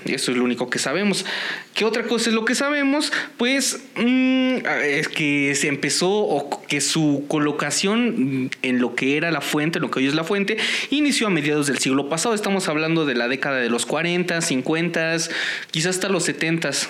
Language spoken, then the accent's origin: Spanish; Acambay, State of Mexico, Mexico; moved away; cuando me fui de aquí, de Acambay, sí extrañaba muchísimo los charros